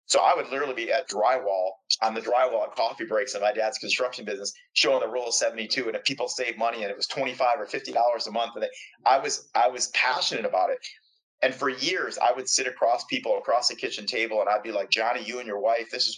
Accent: just outside of Detroit, Michigan, United States; I grew up just outside of Detroit.

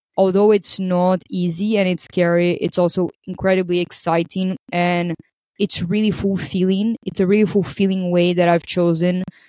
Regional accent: Brazil; moved away as an adult; also born or lived in Portugal / Greece; I am originally from Brazil

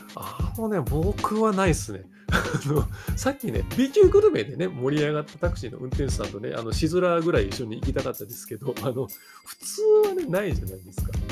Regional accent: Kyoto, Japan; 僕京都なんですよ

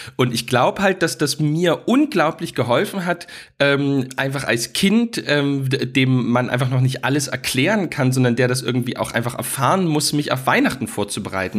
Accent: Dresden, Saxony, Germany; in Dresden, wo ich aufgewachsen bin

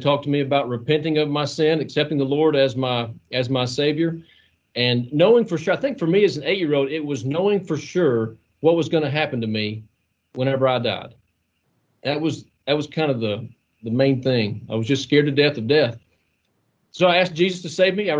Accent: Mayfield, Kentucky, United States; I grew up about 3 miles from where I'm sitting right now, here in Mayfield, Kentucky.

